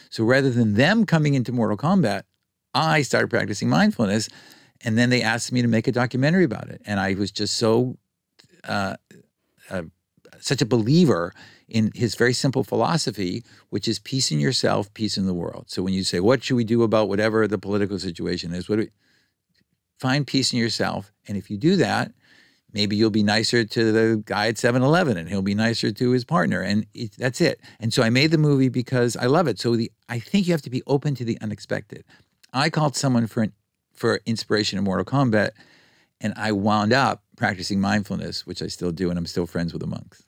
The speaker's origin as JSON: {"language": "English", "country": "United States", "tie": "born or raised there", "said": "growing up in America"}